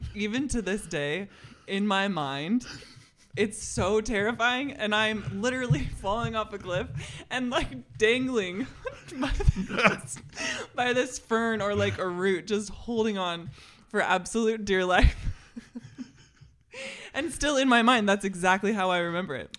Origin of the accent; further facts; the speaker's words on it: Seattle, Washington, United States; moved away as an adult; also born or lived in Montana / Los Angeles; now in Missoula, United States; growing up in the Seattle area